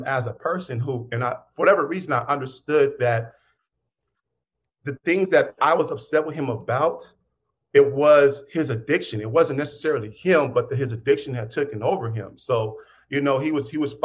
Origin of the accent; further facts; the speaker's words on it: Pittsburgh, Pennsylvania, United States; I grew up in Pittsburgh